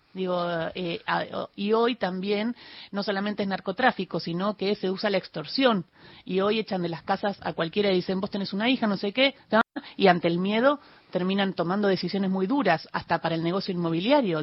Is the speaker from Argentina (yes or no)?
yes; Patagonia, Argentina; also born or lived in Rosario; yo nací en Rosario, pero no me crié tanto ahí, pero me crié en la Patagonia